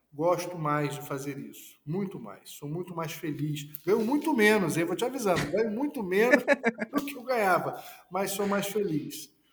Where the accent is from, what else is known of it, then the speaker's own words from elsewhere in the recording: Niterói, Rio de Janeiro, Brazil; nasci no Rio de Janeiro, mas fui criado em Niterói